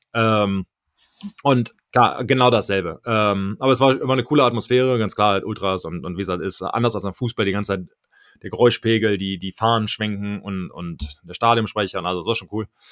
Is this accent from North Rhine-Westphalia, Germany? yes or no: yes; Düsseldorf, North Rhine-Westphalia, Germany; moved away; von da ging es dann direkt nach Düsseldorf. In meiner alten Heimatstadt